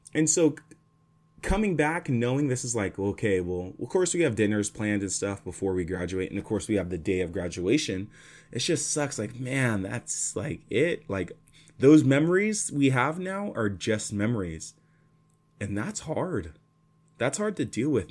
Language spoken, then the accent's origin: English; Fresno, California, United States; moved away as an adult; now in Los Angeles, United States; Fresno will always be my hometown, but it's not my home anymore. LA, SoCal is my home now